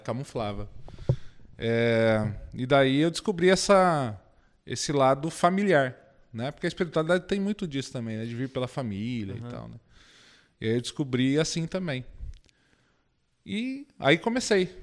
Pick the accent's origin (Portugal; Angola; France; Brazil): Brazil; Indaiatuba, São Paulo; eu sou de Indaiatuba, volto para lá